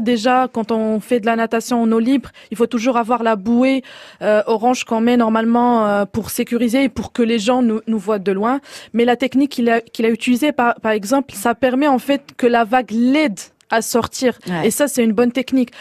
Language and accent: French; Morocco; je viens du Maroc et on a cette diversité de plages